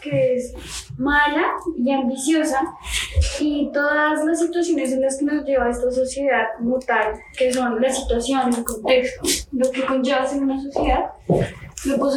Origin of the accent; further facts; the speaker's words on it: Colombia; en el contexto en el que vivimos como colombianos